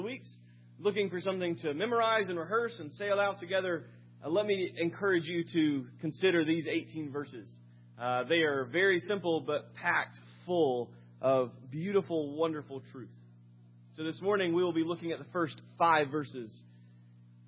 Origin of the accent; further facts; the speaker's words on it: Sumter, South Carolina, United States; moved away; As a child, I grew up in Sumter, South Carolina for a number of early years.